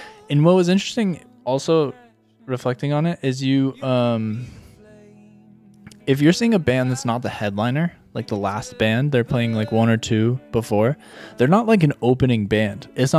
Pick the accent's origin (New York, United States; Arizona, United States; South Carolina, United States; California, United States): California, United States; We're such a hodgepodge, I guess, in California.